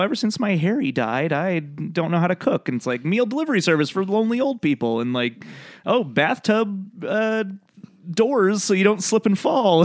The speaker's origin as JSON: {"language": "English", "country": "Canada", "said": "I'm Canadian"}